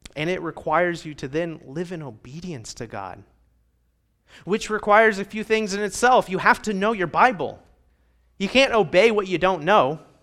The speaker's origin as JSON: {"language": "English", "region": "Midwest Indiana", "country": "United States", "tie": "born or raised there", "moved": "as an adult", "lives_now": "Rio Grande Valley, United States", "said": "where I was raised in Midwest Indiana is not like it is here"}